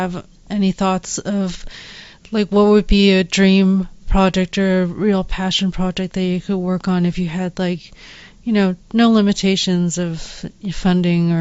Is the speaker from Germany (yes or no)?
no; Canada; moved away; also born or lived in Illinois; I grew up in Canada